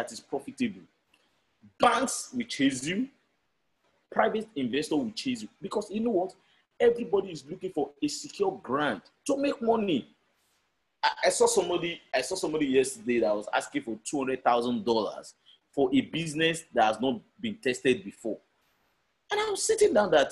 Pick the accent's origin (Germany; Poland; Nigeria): Nigeria; I'm a Nigerian